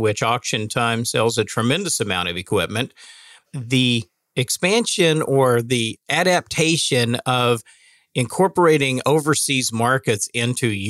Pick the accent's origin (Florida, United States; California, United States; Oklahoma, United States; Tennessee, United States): Oklahoma, United States; Northwest; I'm from Northwest Oklahoma